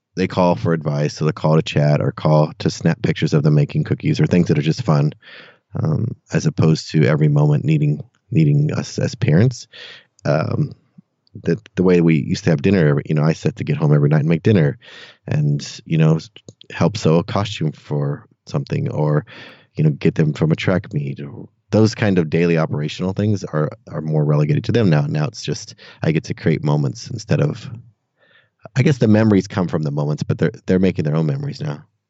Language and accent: English; Santa Cruz, California, United States; moved away as an adult; now in Austin, United States; I grew up in Santa Cruz, California, actually on another beach town. Um, yeah, until I was about 18 or 19 when I left for college